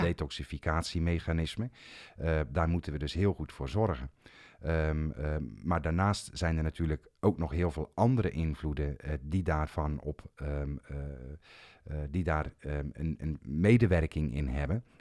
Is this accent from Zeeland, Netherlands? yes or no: yes; Zeeland, Netherlands; Ik kom zelf uit Zeeland